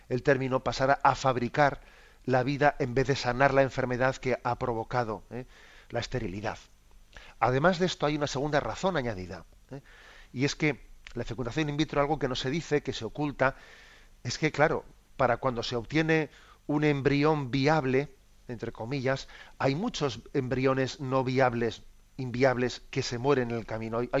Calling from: Madrid, Community of Madrid, Spain; Soy … de Madrid.

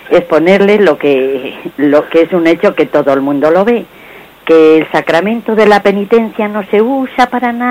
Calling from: Madrid, Community of Madrid, Spain; de Madrid.

